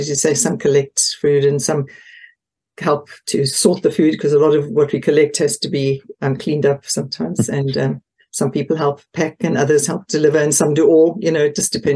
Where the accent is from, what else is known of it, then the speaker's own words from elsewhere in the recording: Port Elizabeth, Eastern Cape, South Africa; moved away as an adult; now in Potton, United Kingdom; we came from Port Elizabeth originally, which is on the east coast, southeast coast.